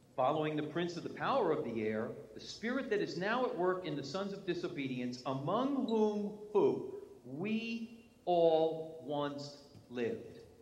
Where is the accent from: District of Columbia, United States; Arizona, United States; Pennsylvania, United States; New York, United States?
New York, United States; accent: New York; moved away; my New York English